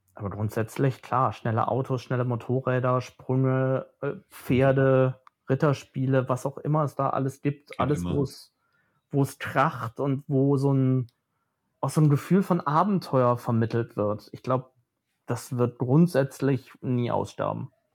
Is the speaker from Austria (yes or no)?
no; near Phantasialand, North Rhine-Westphalia, Germany; ich bin ganz in der Nähe vom Phantasialand aufgewachsen.